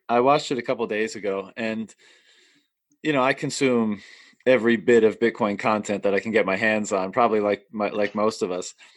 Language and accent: English; Canada; moved away as an adult; in my hometown, uh, yeah. and I've been living away for a long time, but I'm here now